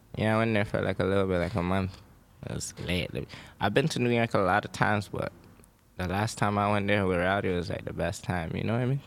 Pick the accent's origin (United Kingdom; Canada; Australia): Canada; Toronto, Ontario; moved away as an adult; now in Los Angeles, United States; I come from Toronto, Canada